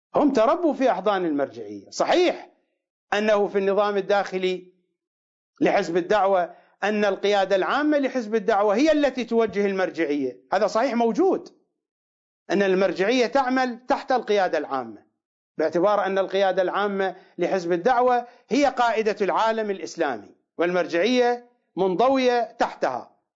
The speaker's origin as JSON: {"language": "Arabic", "country": "Iraq", "accent": "Iraqi", "said": "بلهجتنا العراقيه"}